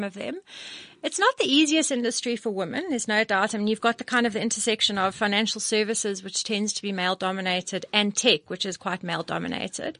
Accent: Johannesburg, Gauteng, South Africa; I'm a Joburg all through and through. And I love Joburg

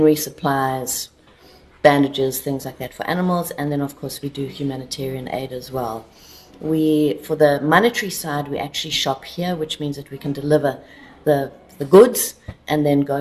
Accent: Kalahari, Northern Cape, South Africa; moved away as an adult; also born or lived in Southeast Asia / India; now in Hollabrunn, Austria; I'm a bush girl, I come from the Kalahari

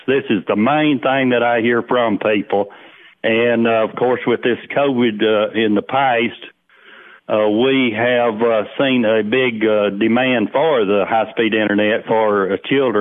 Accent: Cumberland County, Tennessee, United States; I was born and raised in Cumberland County

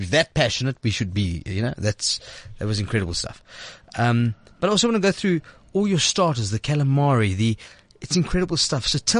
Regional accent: Johannesburg, Gauteng, South Africa; I'm Lebanese. You know, listen, I'm from Mayfair, born in Mayfair. Not London Mayfair. Mayfair in the middle of Joburg.

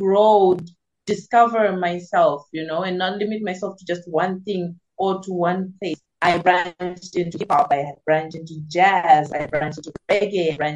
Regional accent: Zimbabwe; now in South Africa; I am based in South Africa currently, but I am originally from Zimbabwe.

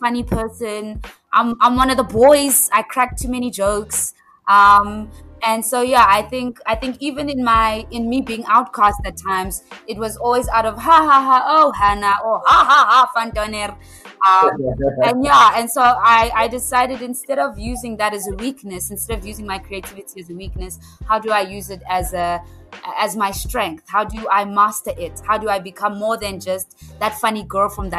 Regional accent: northern KwaZulu-Natal, South Africa; now in Gauteng, South Africa; moving from northern KwaZulu-Natal

